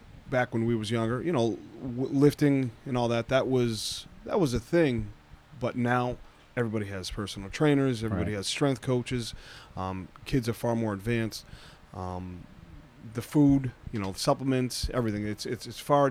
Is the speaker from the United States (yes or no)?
yes; Massachusetts, United States; moved away; I'm originally from the Massachusetts area